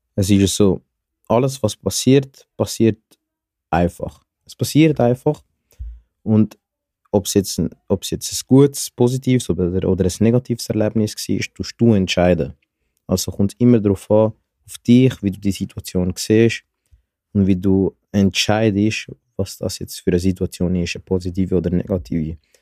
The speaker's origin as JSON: {"language": "German", "region": "Zurich", "country": "Switzerland", "said": "ich komme aus Zürich"}